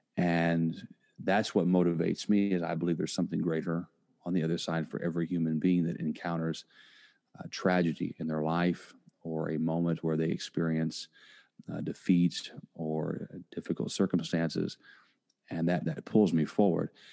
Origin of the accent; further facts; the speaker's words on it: Indiana, United States; now in Tampa, United States; am originally from Indiana. I now live in Tampa, Florida. And growing up uh, in a small town